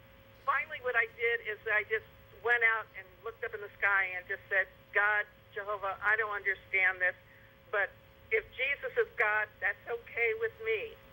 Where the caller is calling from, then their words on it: San Jose, California, United States; I'm from San Jose, California, and my friend who lives in Colorado listens to you all the time.